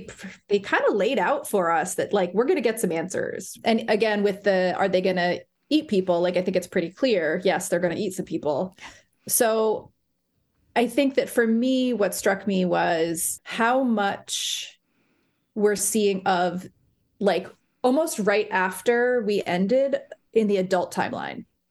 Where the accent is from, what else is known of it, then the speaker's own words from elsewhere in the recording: Bergen County, New Jersey, United States; now in Providence, United States; I am a third generation Bergen County person